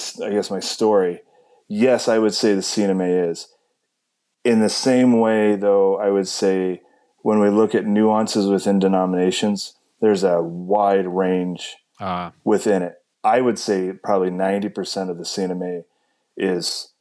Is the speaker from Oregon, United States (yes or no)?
yes; Oregon, United States; I grew up in Oregon